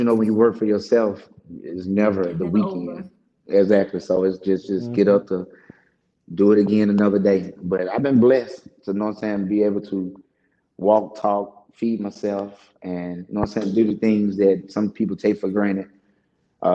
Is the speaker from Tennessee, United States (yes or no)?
yes; Memphis, Tennessee, United States; I'm from Memphis.